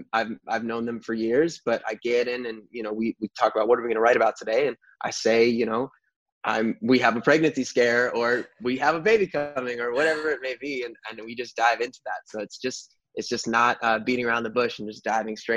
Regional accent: New York, United States; I grew up in New York

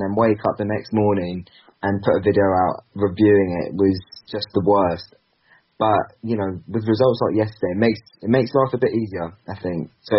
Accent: Basingstoke, South East England, United Kingdom; I'm actually from Basingstoke, so just half an hour outside.

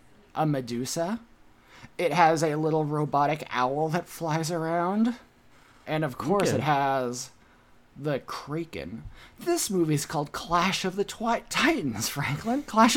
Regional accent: United Kingdom; Oh, hello. I'm British.

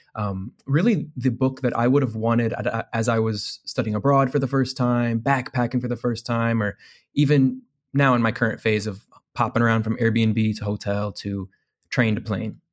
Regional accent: Indiana, United States; I'm from Indiana

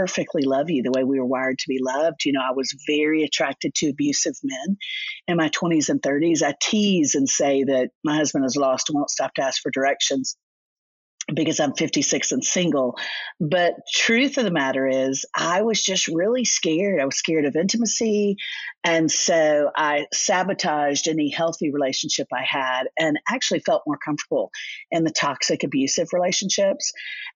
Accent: Orlando, Florida, United States; moved away as an adult; now in Nashville, United States; I grew up in Orlando, Florida

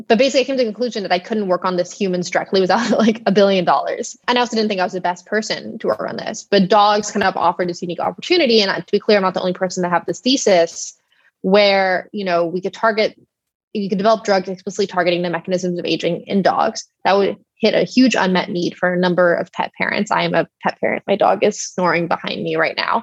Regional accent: Texas, United States; now in San Francisco, United States; I grew up in Texas

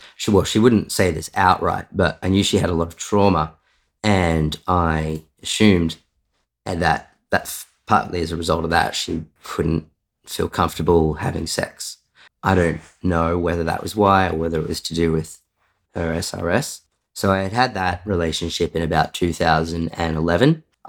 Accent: Sydney, New South Wales, Australia; also born or lived in Wangaratta; So I was born in Wangaratta in northeast Victoria, the state I live in. I, from the outside, had a pretty ordinary childhood, sort of, you know, middle-class family. Did most of my schooling years living in Sydney.

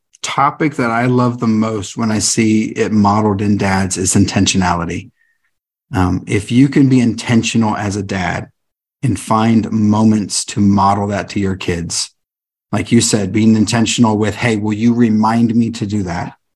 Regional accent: California, United States; I grew up in California.

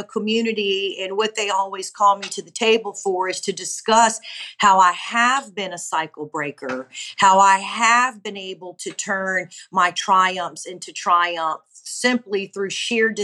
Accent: Honolulu, Hawaii, United States; moved away as an adult; now in Gulf Breeze, United States; I'm originally from Honolulu, Hawaii, but I've been now in Gulfbreeze, Florida for some 20 years

